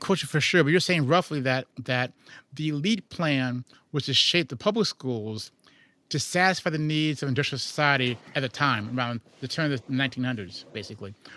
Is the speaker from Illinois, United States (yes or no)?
yes; Chicago, Illinois, United States; I'm from Chicago